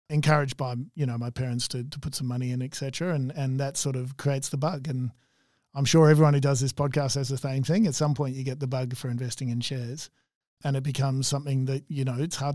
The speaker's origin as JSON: {"language": "English", "town": "Melbourne", "region": "Victoria", "country": "Australia", "tie": "born or raised there", "said": "growing up in Melbourne, look Melbourne it's a great place to live."}